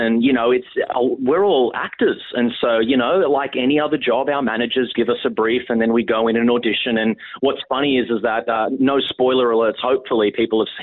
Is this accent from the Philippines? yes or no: no; Sydney, New South Wales, Australia; I'm Aussie, born and raised in Sydney, Australia, from a big, fat Greek family